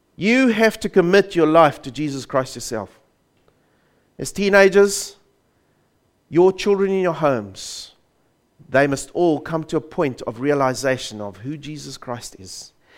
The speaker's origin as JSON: {"language": "English", "country": "South Africa", "tie": "born or raised there", "said": "I grew up in South Africa under the banner of the Dutch Reformed Church"}